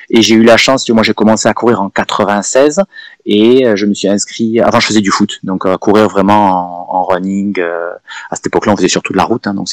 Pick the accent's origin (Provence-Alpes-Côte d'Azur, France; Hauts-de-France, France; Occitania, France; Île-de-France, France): Occitania, France; Perpignan; moved away as an adult; also born or lived in Lyon; je suis de Perpignan, je suis né à Perpignan, j'ai grandi par là-bas donc euh, dans le sud et au bord de la mer. J'ai fait mes études à Lyon.